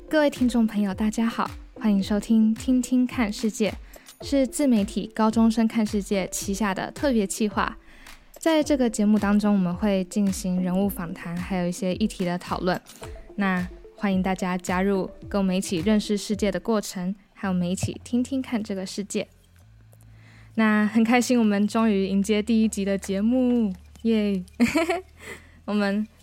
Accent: Hualien, Hualien County, Taiwan; 我是花莲人

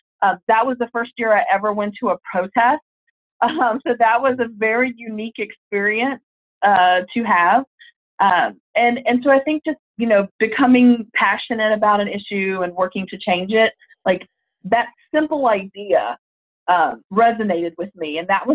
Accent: Mississippi, United States; moved away; also born or lived in Philadelphia; I grew up in Mississippi and I didn't really see a lot of activists growing up

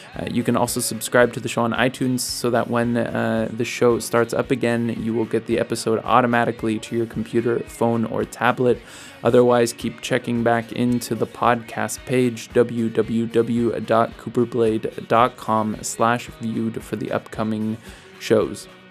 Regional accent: United States; moved away as an adult; now in Berlin, Germany; I'm also from the United States, and I'm here in Berlin

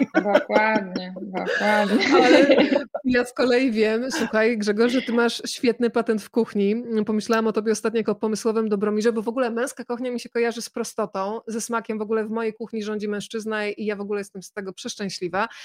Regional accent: Bydgoszcz, Kuyavian-Pomeranian Voivodeship, Poland; moje rodzinne miasto, Bydgoszcz

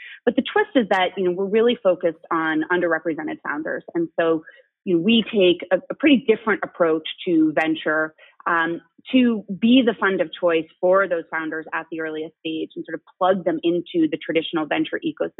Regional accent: Boston, Massachusetts, United States; moved away as an adult; also born or lived in Wellesley, Massachusetts / New York / San Francisco / Los Angeles; I grew up in Boston, went to undergrad at Harvard, and then moved away from Boston for the next 15 or so years. Was in New York, then San Francisco, LA, and then in the Midwest in Cleveland, Ohio.

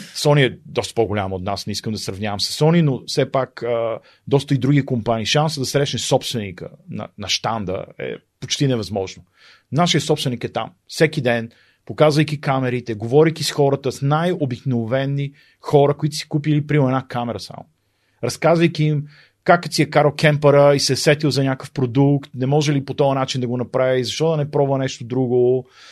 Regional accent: Sofia, Sofia City, Bulgaria; moved away as an adult; also born or lived in Pravets; now in Germany; съм от София и съм имал така, смятам за удоволствие да израсна в, в центъра на София

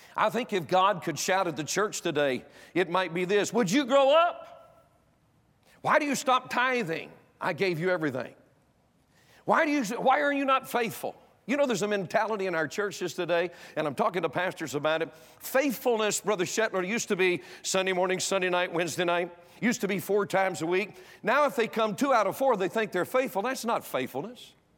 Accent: North Carolina, United States; moved away; I was born and raised in North Carolina

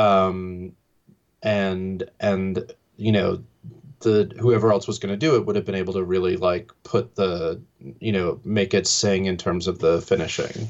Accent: New York, United States; growing up in New York

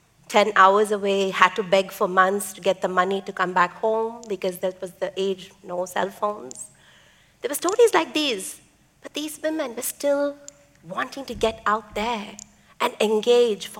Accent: Chennai, Tamil Nadu, India; first language Tamil; English is a second language; Chennai, India, my hometown.

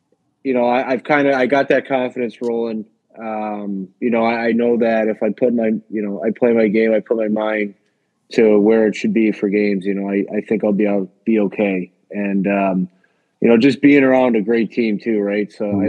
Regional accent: United States; as an American

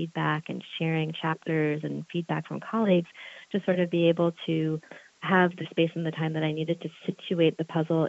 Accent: Charlottesville, Virginia, United States; my hometown here in Charlottesville, Virginia

